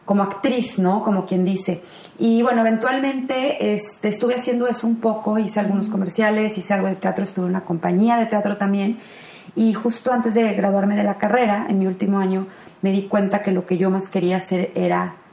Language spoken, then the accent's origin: Spanish; Guadalajara, Jalisco, Mexico; moved away as an adult; now in Los Angeles, United States; yo, como dijiste, soy mexicana, nacida en Guadalajara y tengo ya viviendo aquí en Los Ángeles siete años.